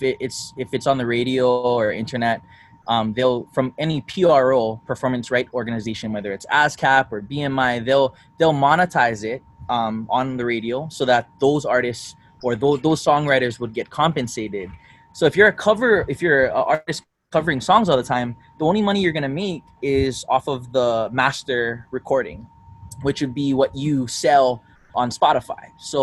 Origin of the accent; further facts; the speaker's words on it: Philippines; I'm Filipino, which is helpful.